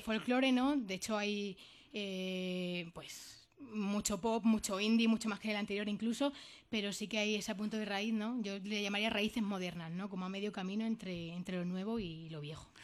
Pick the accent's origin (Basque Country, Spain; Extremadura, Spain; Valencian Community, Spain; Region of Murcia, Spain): Extremadura, Spain; Jaraíz de la Vera; yo soy del norte de, de Extremadura, de la zona de la Vera